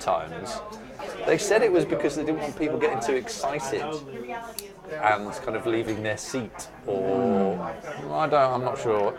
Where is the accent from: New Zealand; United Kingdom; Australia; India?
United Kingdom; Burgess Hill, South East England; also born or lived in Newcastle upon Tyne; now in London, United Kingdom; I moved from Newcastle when I was very young. So, my actual experience of pubs, first of all, was as a teenager in Burgess Hill, which is just outside of Brighton.